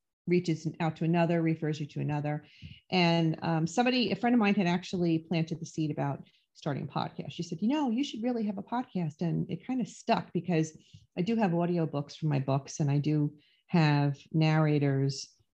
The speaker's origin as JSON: {"language": "English", "town": "New York City", "region": "New York", "country": "United States", "tie": "born or raised there", "said": "I grew up in the Bronx in Throgs Neck in New York"}